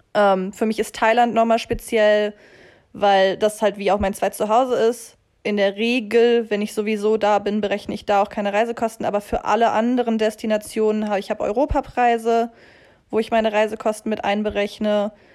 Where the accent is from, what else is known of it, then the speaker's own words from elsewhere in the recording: Düsseldorf, North Rhine-Westphalia, Germany; moved away as an adult; now in Zurich, Switzerland; Ich komme ursprünglich aus Düsseldorf im schönen Nordrhein-Westfalen in Deutschland und wohne seit mit Unterbrechung nunmehr fünf Jahren, fünfeinhalb Jahren in der Schweiz